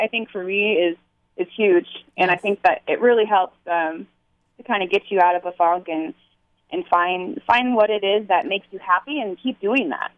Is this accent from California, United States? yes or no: yes; Dana Point, California, United States; Dana Point, that's my hometown